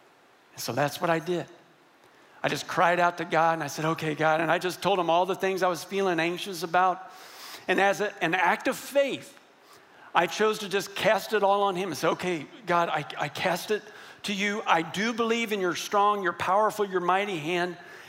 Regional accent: Texas, United States; And I'm from West Texas. And believe me, I was raised that men do not cry or get emotional.

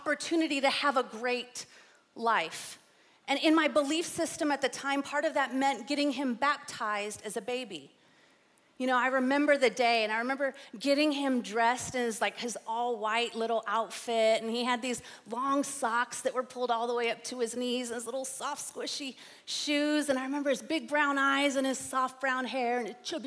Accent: San Antonio, Texas, United States; I grew up here in San Antonio in the 80s and 90s

